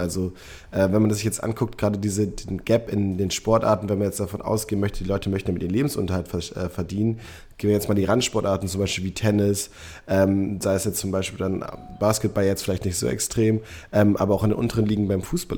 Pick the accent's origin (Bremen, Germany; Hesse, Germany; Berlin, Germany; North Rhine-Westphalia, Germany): North Rhine-Westphalia, Germany; Münster; moved away; ich bin in Münster geboren, aufgewachsen